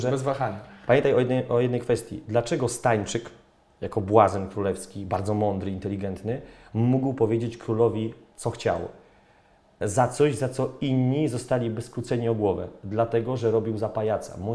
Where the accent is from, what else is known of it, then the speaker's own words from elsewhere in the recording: Poland; Od razu, dzień dobry, jestem z Polski, bla, bla, bla.